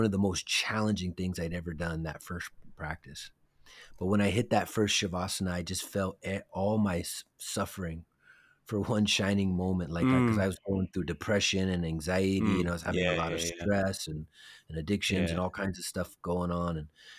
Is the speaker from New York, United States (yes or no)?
no; San Francisco, California, United States; born there; Yes, I was born in San Francisco.